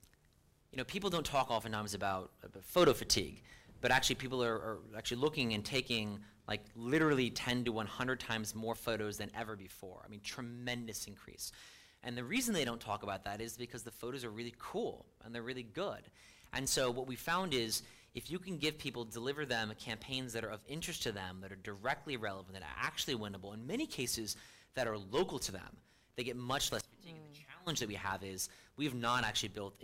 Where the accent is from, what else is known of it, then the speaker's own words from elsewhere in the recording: United States; I'm an American.